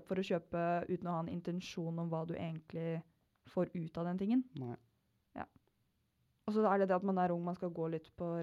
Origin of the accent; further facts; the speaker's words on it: Kragerø, Telemark, Norway; moved away; begge vi er fra Kragerø.